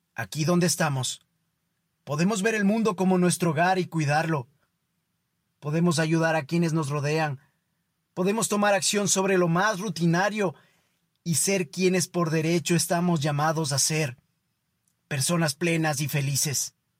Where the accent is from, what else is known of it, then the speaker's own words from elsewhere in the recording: Ecuador; para nosotros como ecuatorianos